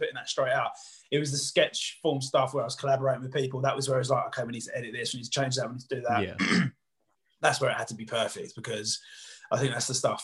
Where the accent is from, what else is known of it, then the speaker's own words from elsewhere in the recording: Southend-on-Sea, East of England, United Kingdom; I'm from Southend